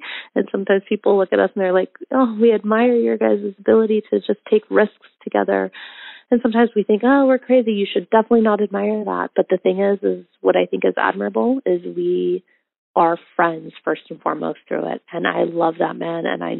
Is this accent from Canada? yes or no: no; Bali, Indonesia; I am multiracial. I grew up in Bali, Indonesia.